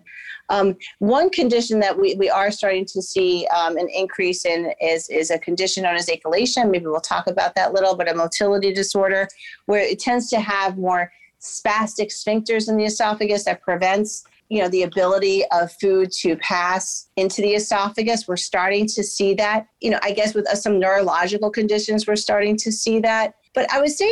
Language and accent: English; Miami, Florida, United States; also born or lived in Durham, North Carolina / Philadelphia, Pennsylvania; I am a native of Florida. I grew up in Miami, Florida.